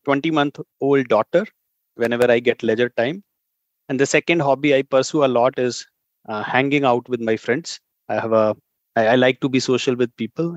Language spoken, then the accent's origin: English; Faridabad, Haryana, India; I come from India. Within India, I come from a city called Faridabad, which is very close to the capital of India. It's known for its extreme weather.